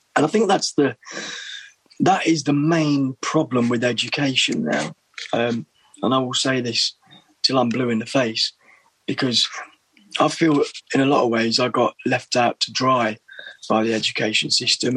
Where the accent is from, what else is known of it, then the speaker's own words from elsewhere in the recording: Little Eaton, East Midlands, United Kingdom; moved away as an adult; also born or lived in Berlin, Germany / London; village in Derbyshire, Little Eaton